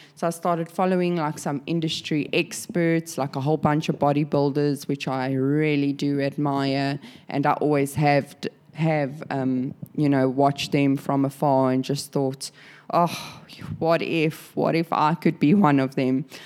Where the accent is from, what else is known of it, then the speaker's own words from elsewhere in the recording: South Africa; now in Sydney, Australia; I'm a South African now living in Sydney, Australia.